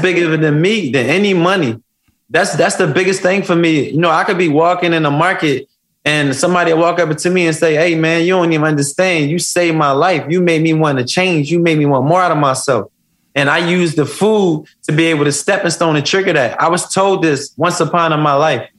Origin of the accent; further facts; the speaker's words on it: Philadelphia, Pennsylvania, United States; I come from West Philadelphia. I come from the jungle.